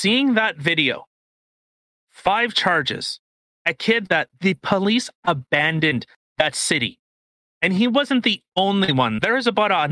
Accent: Canada; we're Canadian. We live in Canada

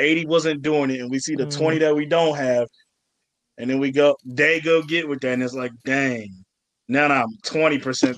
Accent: Virginia, United States; also born or lived in Atlanta, Georgia; I'm from Atlanta, Georgia. I grew up in a strict religious type household in the south of Virginia. Not the south of Virginia, but just Virginia

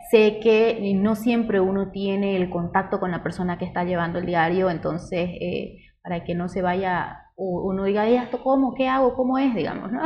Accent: Cotoca, Santa Cruz, Bolivia; crecer en Cotoca ha sido tranquilito

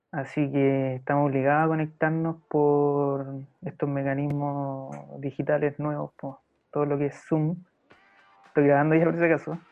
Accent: Concepción, Biobío, Chile; y yo soy de Concepción. Y me acordaba cuando iba a Conce en los veranos

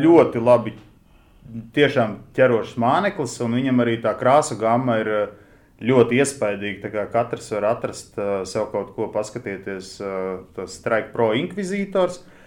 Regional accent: Latvia; Mēs esam no Latvijas

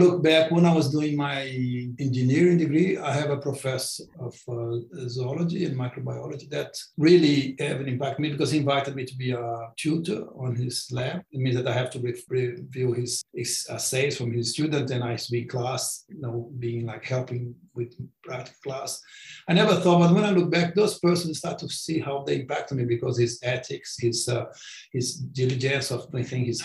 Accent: Brazil; English is a second language; moved away as an adult; also born or lived in Sydney, Australia; now in Australia; I went back to Brazil

